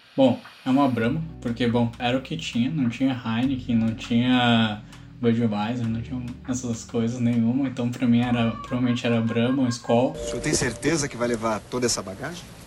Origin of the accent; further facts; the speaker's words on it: Toyohashi, Aichi, Japan; now in Porto Alegre, Brazil; Eu sou de Toyohashi, sou do Japão.